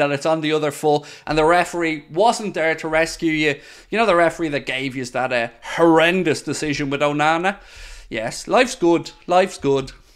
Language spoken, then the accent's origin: English; Ireland